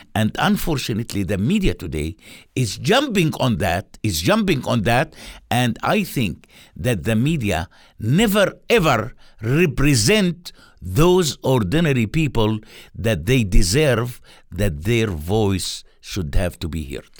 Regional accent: Palestine; moved away as an adult; now in Jericho, Palestine; I'm a person who grown up and developed in a refugee camp for 33 years.

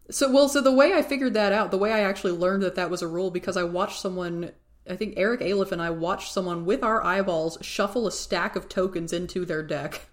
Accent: Tennessee, United States; I'm from Tennessee

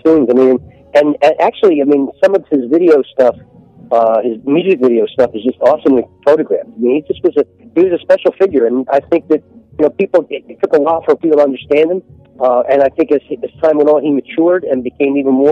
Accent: Philadelphia, Pennsylvania, United States; I grew up a Third and Snyder

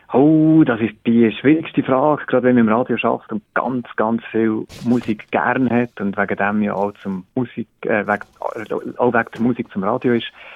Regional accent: Biel, Bern, Switzerland; moved away as an adult; komme ursprünglich aus dem Kanton Bern

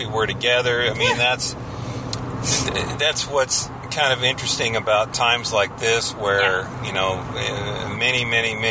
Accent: San Bernardino, California, United States; now in Orange County, United States; growing up in San Bernardino, it was hot

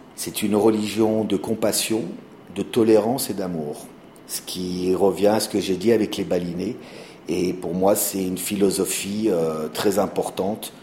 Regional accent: Auvergne-Rhône-Alpes, France; moved away as an adult; now in Bali, Indonesia; je suis un Français d'origine euh, auvergnate qui a déménagé à Bali il y a plus de 20 ans

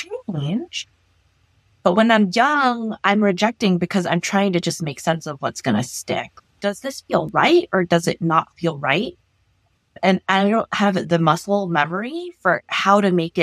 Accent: Los Angeles, California, United States; I grew up in Los Angeles

